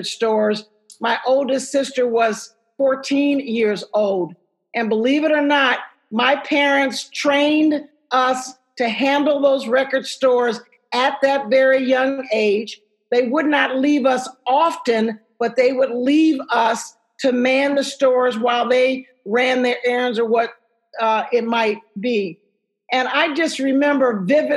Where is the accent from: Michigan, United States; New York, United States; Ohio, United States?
Ohio, United States; Dayton; I'm from Dayton, Ohio